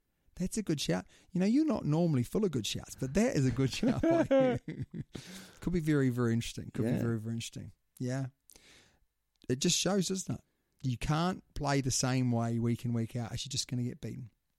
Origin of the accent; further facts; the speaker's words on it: New Zealand; being a New Zealander